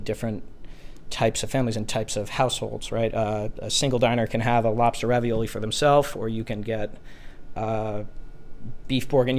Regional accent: New Jersey, United States; moved away; I'm originally from New Jersey

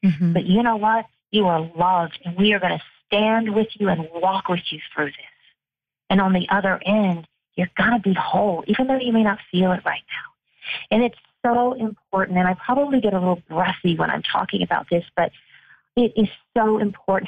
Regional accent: United Kingdom; moved away; I was born in the United Kingdom

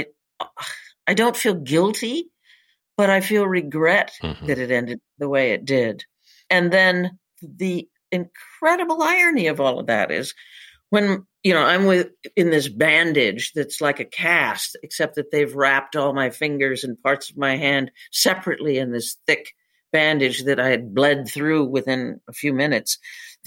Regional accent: Northern Michigan, United States; moved away; I'm from Northern Michigan.

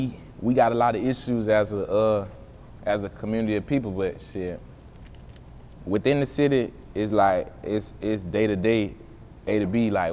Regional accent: Jacksonville, Florida, United States; I was born in Jacksonville, Florida, though. So why I say I'm from Jacksonville

